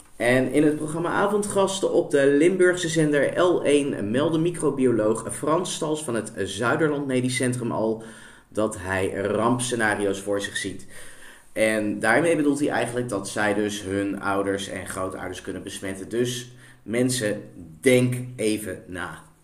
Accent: India; now in Netherlands; in mijn geboorteland, India

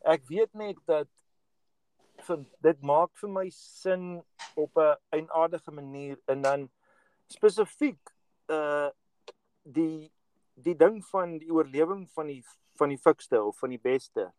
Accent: South Africa; moved away as an adult; now in United States; ons wat groot geword het in Suid-Afrika

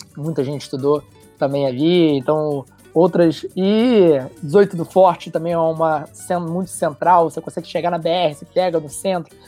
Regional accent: São Gonçalo, Rio de Janeiro, Brazil; um gonçalense nato, como eu costumo dizer nascido né, e é criado no Mutuá, com muito orgulho

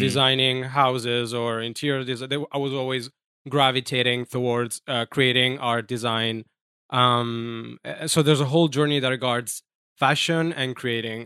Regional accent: Jesolo, Veneto, Italy; English is a second language; moved away as an adult; now in New York City, United States; I'm from Italy. I'm from a small town, uh, called Jesulo

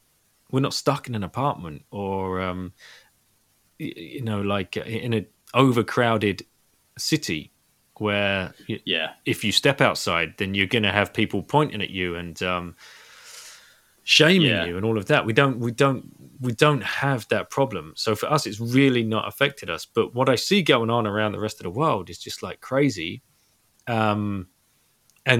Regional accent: United Kingdom; also born or lived in Singapore; now in France; as a British person

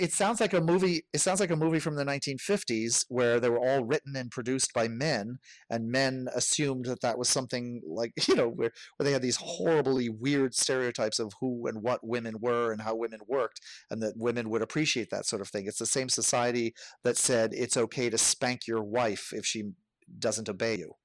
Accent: United States; I am white, I am American

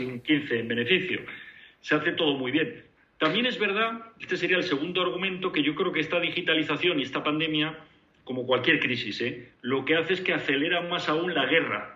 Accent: Spain; moved away as an adult; como españoles

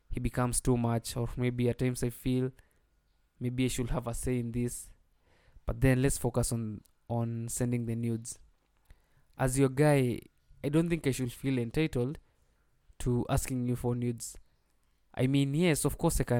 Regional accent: Nyandarua County, Kenya; I hail from Nyandarua County.

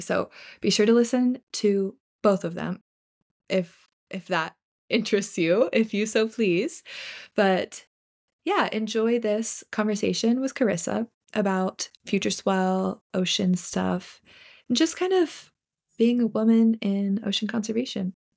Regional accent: Virginia, United States; I'm from Virginia

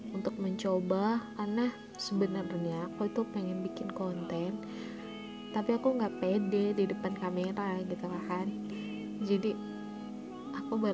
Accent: Manado, North Sulawesi, Indonesia; Asal gue dari Manado, Sulawesi Utara

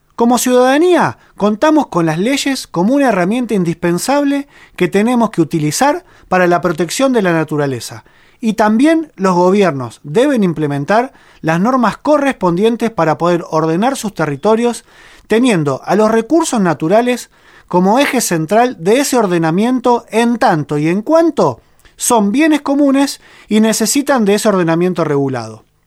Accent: Argentina; en nuestro país existe un precedente. Aquí en Argentina

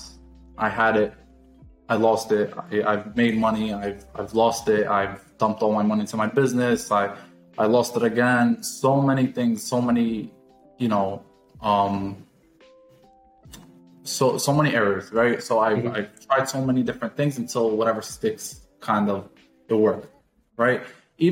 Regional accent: New York, United States; moved away as an adult; now in Fort Lauderdale, United States; I'm 23 years old and I am from New York.

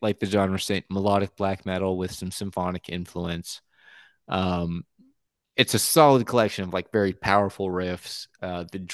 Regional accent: United States; first language English; I'm an American

